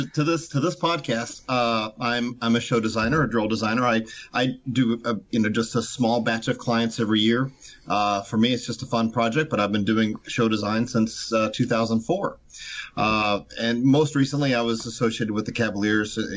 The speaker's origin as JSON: {"language": "English", "region": "Kentucky", "country": "United States", "said": "I was from Kentucky, a saxophone player"}